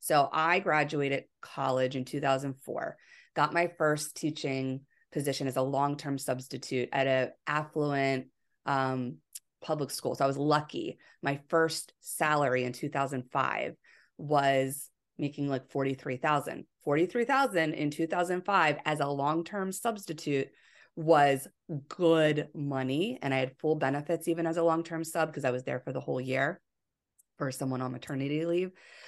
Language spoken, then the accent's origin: English; Pennsylvania, United States; I'm from Pennsylvania and went to school in Pennsylvania at Westchester University, which is a prominent teaching school in the tri-state area.